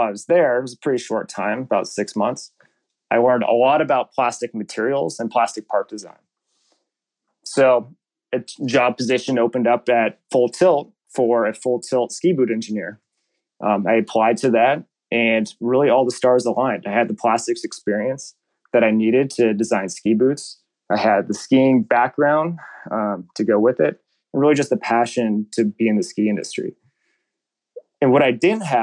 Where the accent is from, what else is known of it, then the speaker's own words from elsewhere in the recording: Washington, United States; I grew up in Washington State skiing at Crystal Mountain